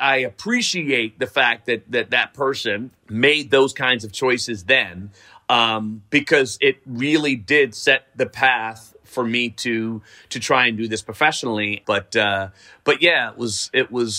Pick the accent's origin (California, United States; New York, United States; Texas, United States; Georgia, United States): New York, United States; New York City; I grew up in Riverdale